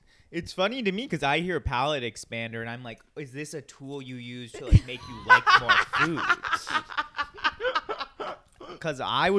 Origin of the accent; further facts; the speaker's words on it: California, United States; we're from California